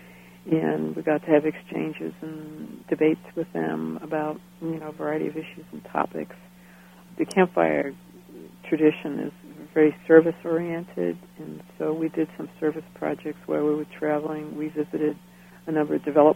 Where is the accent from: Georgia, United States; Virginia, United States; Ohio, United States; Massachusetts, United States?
Massachusetts, United States; Cambridge; I grew up in Cambridge, Massachusetts, just north of Harvard Square